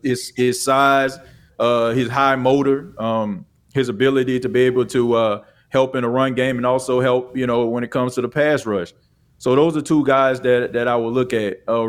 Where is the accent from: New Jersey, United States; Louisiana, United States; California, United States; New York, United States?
Louisiana, United States; New Orleans; I'm originally from New Orleans